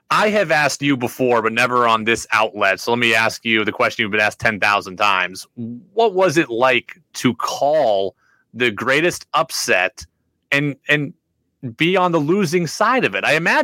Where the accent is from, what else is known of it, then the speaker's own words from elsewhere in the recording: Albany, New York, United States; I grew up in Albany.